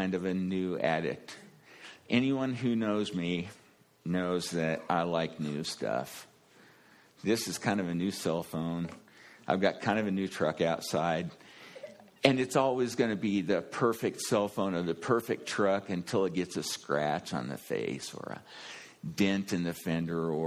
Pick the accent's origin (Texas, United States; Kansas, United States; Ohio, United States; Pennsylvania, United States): Kansas, United States; I'm from Kansas